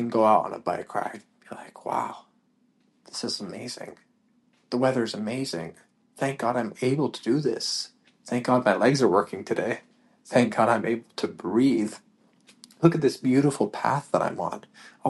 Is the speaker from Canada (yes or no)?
yes; Canada; moved away; We came from Canada, like I said at the beginning of this podcast, came from Canada expecting that we were going to have this, this